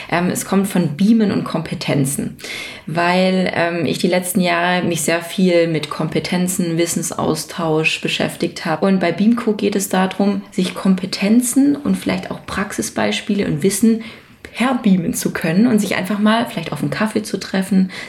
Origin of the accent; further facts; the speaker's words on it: Mundelsheim, Baden-Württemberg, Germany; Ich komme aus der Nähe von Stuttgart, genauer gesagt aus einem wirklich schönen Weindorf äh, in also Mundelsheim.